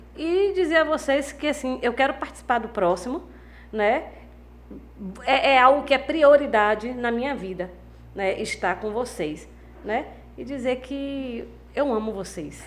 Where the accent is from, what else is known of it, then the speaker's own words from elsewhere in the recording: Valença, Brazil; da minha cidade, né, de Valença